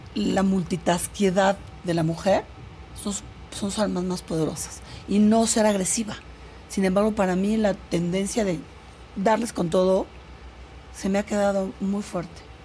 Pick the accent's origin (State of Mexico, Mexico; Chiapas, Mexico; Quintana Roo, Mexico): Chiapas, Mexico; Comitán; also born or lived in England; Yo nací en Comitán.